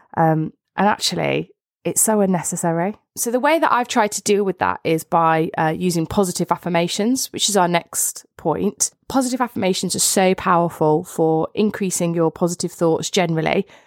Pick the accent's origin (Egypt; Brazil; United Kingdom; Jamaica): United Kingdom; both of us being British